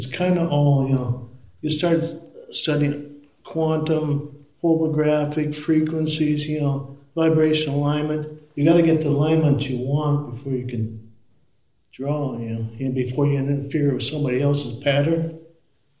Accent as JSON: {"language": "English", "region": "South Dakota", "country": "United States", "moved": "yes", "said": "I'm from South Dakota originally"}